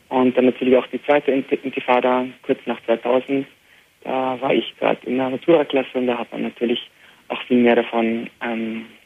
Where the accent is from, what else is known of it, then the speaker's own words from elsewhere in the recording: Beit Jala, West Bank, Palestine; first language Arabic; German is a second language; also born or lived in Jerusalem; Ich bin in Jerusalem geboren. Du bist in Jerusalem geboren. Genau, und in Bethlehem aufgewachsen. Und zwar in Bejala, das ist ein Nachbarort von Bethlehem, sozusagen wie eine Zwillingsstadt.